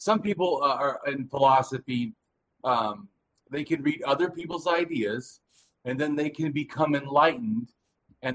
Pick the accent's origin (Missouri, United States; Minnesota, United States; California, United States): California, United States; Southern; I'm from Southern California, and I'm an ex-innocent street kid.